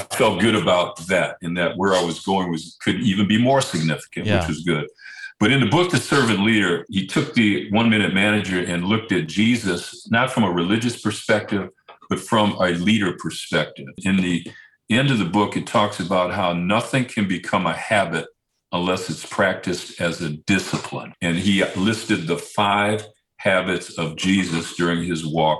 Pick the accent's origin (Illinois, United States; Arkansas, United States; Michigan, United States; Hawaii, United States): Michigan, United States; Detroit; moved away as an adult; also born or lived in San Diego; I was raised on it when I was growing up in Detroit